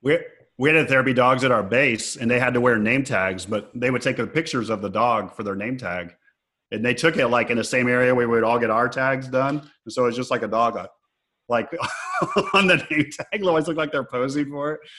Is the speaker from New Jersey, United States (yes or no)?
no; Texas, United States; I'm a Texan, man. We don't have many Italians down here